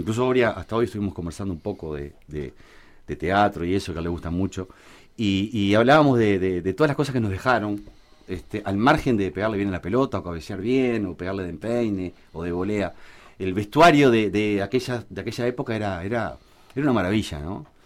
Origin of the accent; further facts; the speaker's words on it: Montevideo, Uruguay; also born or lived in Malvín, Montevideo; de mi barrio, de, donde me crié, en Jacinto Vera